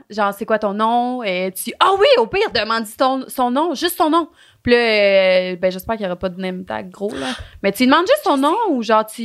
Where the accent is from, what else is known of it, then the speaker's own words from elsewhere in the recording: Thetford Mines, Quebec, Canada; now in Sherbrooke, Canada; L'année passée, j'ai déménagé avec une de mes bonnes amies à Sherbrooke pour l'université. On vient tous les deux de Thetford Mines. Oh, je dis-tu comme il faut? Thetford Mines, oui.